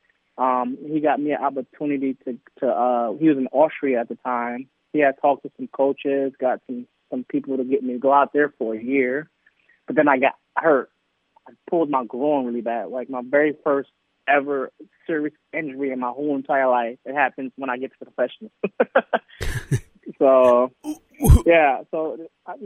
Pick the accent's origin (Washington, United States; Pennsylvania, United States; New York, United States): New York, United States; moved away; I'm from New York